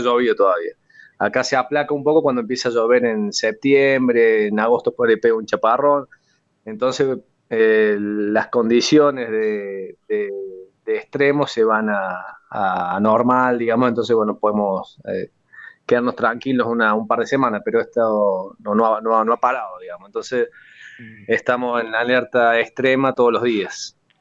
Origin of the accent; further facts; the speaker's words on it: La Falda, Córdoba, Argentina; also born or lived in Huerta Grande; Yo nací acá en La Falda, en Punilla